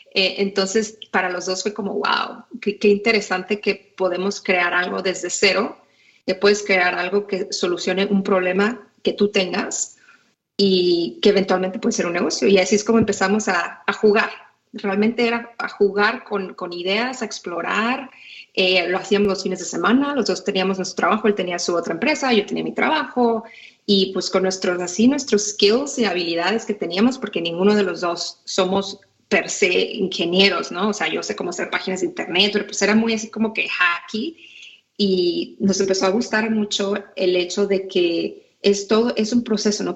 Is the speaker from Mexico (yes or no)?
yes; Tijuana, Baja California, Mexico; first language Spanish; moved away as an adult; also born or lived in San Diego / Monterrey; now in United States; yo crecí en Tijuana, nací en San Diego